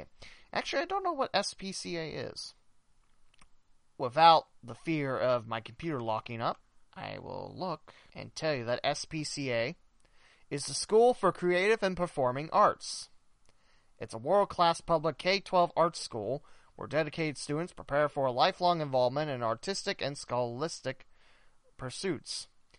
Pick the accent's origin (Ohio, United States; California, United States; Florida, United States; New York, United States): Ohio, United States; West Alexandria; the Panthers out of my hometown, West Alexandria